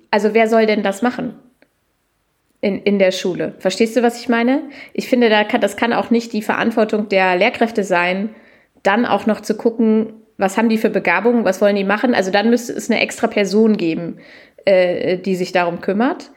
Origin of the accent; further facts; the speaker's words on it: Lower Saxony, Germany; gebürtige Niedersächsin